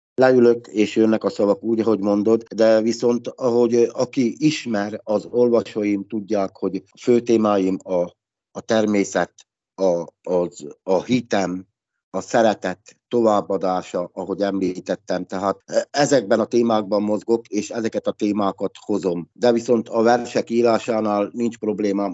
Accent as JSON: {"language": "Hungarian", "town": "Lehnice", "region": "Trnava Region", "country": "Slovakia", "tie": "born or raised there", "also_born_or_lived": "Dunajská Streda", "first_language": "Hungarian", "said": "Hát Szlovákiából jövök, magyar ajkú vagyok"}